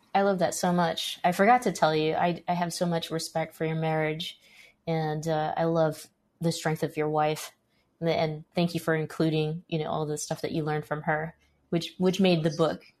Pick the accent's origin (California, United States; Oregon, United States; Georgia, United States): California, United States; Stockton; I grew up in Stockton, California